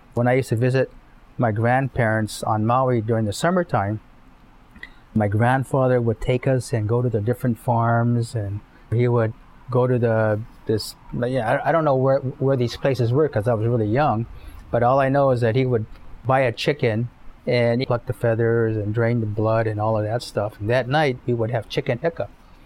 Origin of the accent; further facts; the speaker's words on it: Japan; I was born and raised in Japan on an army base, U.S. Army base. So I was brought up a lot of GIs, military family.